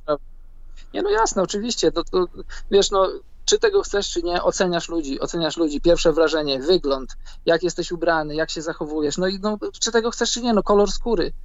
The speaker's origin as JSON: {"language": "Polish", "country": "Poland", "moved": "yes", "said": "Ja jestem z Polski, mieszkam za granicą"}